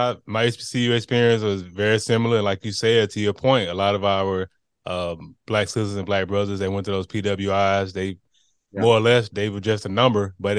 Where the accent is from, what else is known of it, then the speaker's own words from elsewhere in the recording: Montgomery, Alabama, United States; I'm born and raised in the Gump